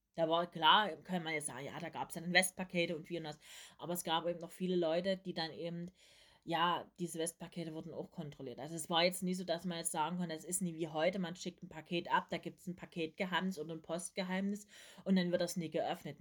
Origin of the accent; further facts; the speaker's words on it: East Germany, Germany; Ich bin ja nur noch, nur noch in den letzten Zügen die DDR mitbekommen, weil ich am ähm, 1989 geboren bin.